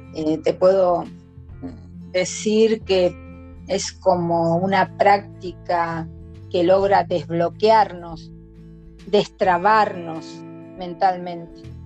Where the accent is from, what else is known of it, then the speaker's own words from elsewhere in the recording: General Rodríguez, Buenos Aires Province, Argentina; siempre viví aquí en General Rodríguez desde que tengo más o menos tres años. Nací en Capital Federal, pero siempre, toda mi vida la viví en General Rodríguez